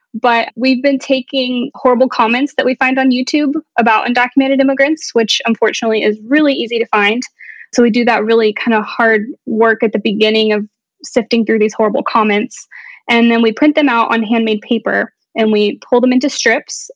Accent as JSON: {"language": "English", "town": "Dallas", "region": "Texas", "country": "United States", "tie": "born or raised there", "moved": "as an adult", "lives_now": "Kent, Ohio, United States", "said": "I'm from Dallas, Texas, and where I'm from has a lot to do with sort of my personality"}